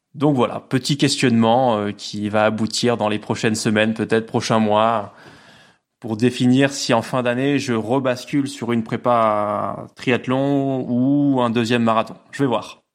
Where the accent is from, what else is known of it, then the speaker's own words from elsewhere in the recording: Lower Normandy, France; moved away as an adult; now in Nîmes, France; J'habite dans le sud de la France, du côté de Nîmes, même si je suis normand à l'origine, fier de l'être.